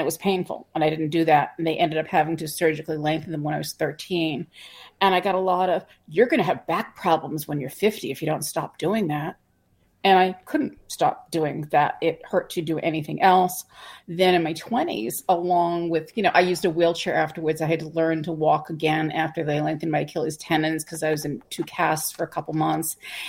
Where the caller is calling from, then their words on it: West Hartford, Connecticut, United States; I'm coming from West Hartford, Connecticut, right outside of Hartford.